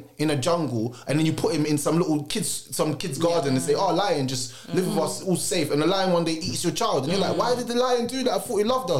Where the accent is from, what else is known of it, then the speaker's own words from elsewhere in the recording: Clarendon, Jamaica; moved away; No, I wasn't born here. I was born in Clarendon, Jamaica.